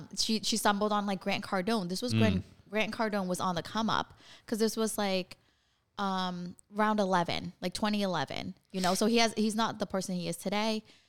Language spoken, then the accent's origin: English; Vietnam; Like we're from Vietnam and like, she's had to like reinvent herself so many different ways.